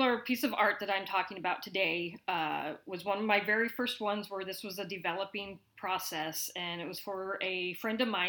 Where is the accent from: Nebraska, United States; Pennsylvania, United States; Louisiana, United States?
Nebraska, United States; Lincoln; also born or lived in Seattle / Las Vegas; I am a Lincoln native. Grew up here, went to school here